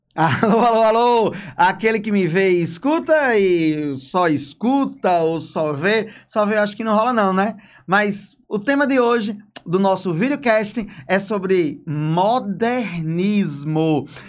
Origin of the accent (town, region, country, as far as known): Brazil